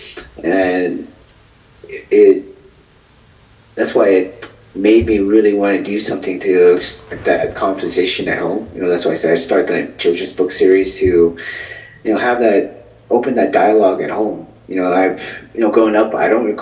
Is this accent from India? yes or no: no; Vietnam; I'm Vietnamese.